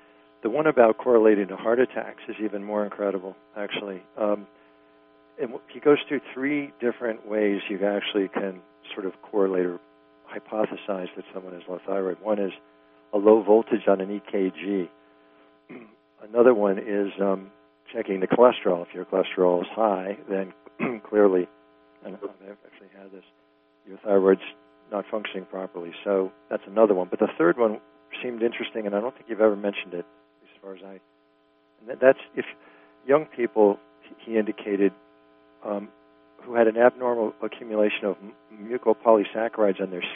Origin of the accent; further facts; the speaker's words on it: East Coast, United States; I'm from the East Coast